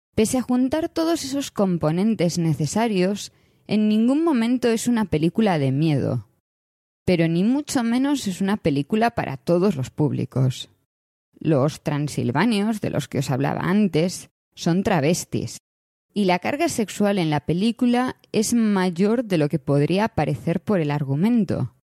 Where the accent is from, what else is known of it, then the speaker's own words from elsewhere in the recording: Galicia, Spain; Como gallega